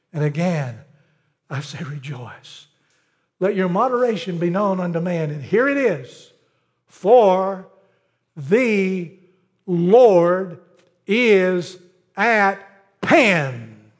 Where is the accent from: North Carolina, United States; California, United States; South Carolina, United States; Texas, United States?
South Carolina, United States; Pelzer; Growing up in Pelzer, South Carolina, I grew up when textile was big, the cotton mill was big